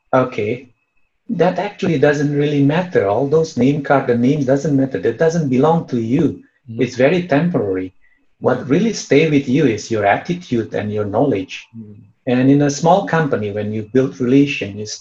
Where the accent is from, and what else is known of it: Indonesia; English is a second language